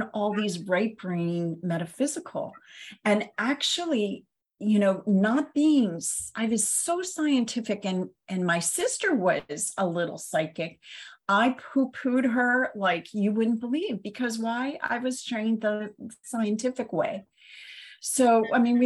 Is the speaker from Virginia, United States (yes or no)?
no; Ohio, United States; I grew up in Ohio